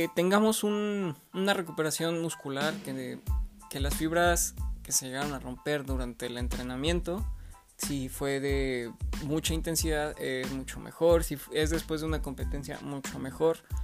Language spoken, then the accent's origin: Spanish; León, Guanajuato, Mexico; estudié en el Instituto Lux, de aquí de León, Guanajuato, soy nacido de León, Guanajuato.